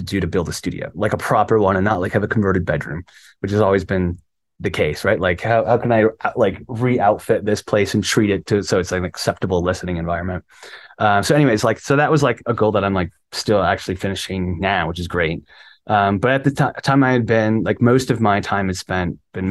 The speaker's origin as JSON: {"language": "English", "town": "Cleveland", "region": "Ohio", "country": "United States", "said": "I'm from Cleveland"}